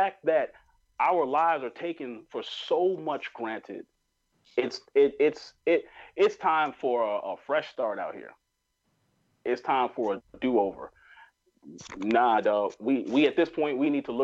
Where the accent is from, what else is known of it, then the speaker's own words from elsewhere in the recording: New York, United States; I grew up in New York